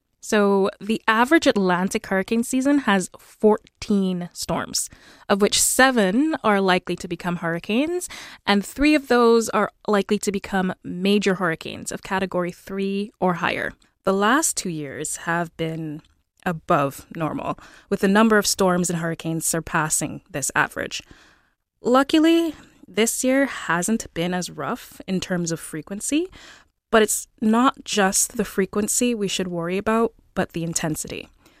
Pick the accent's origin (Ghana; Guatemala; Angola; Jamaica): Jamaica; now in Canada; Yeah, so I moved to Canada from Jamaica in 2009, but a lot of my family still lives in the Caribbean